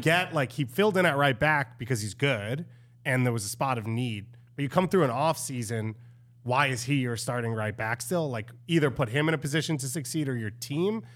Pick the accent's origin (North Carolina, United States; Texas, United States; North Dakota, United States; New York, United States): New York, United States; As a New Yorker